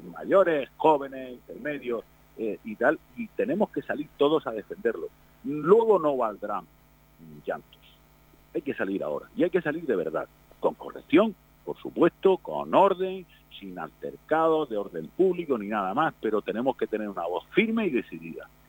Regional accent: Spain; Somos ciudadanos de este país. Somos españoles

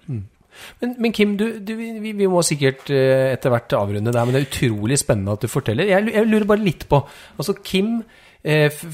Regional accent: Trysil, Innlandet, Norway; jeg er altså fra Slettås, eller Nordre Tøråsen. Eller Tøråslia, Nordre Tøroslia eh, i Slettås i Trysil

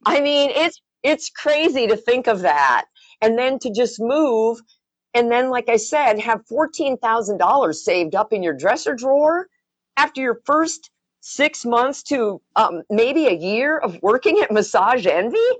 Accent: Wisconsin, United States; moved away; also born or lived in Colorado / Denver / Arizona; growing up in Wisconsin

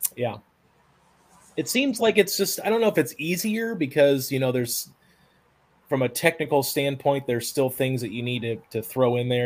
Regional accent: Tennessee, United States; my home state here of Tennessee. Now I obviously live in Tennessee

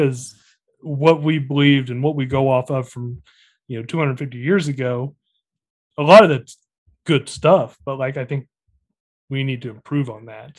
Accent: El Dorado Springs, Missouri, United States; I was born in El Dorado Springs

